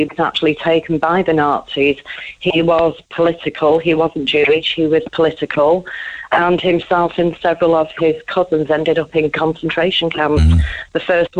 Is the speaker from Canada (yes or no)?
no; United Kingdom; I was born here.